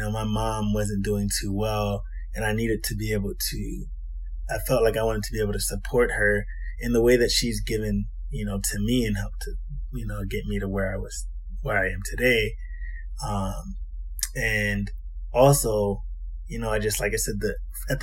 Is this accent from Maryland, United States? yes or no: yes; Maryland, United States; also born or lived in Huntsville, Alabama; I'm actually from Maryland. I'm born and raised in Maryland